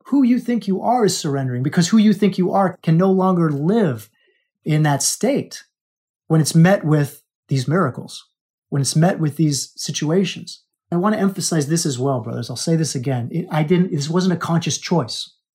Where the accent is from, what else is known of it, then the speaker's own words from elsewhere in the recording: Alaska, United States; I was born in Alaska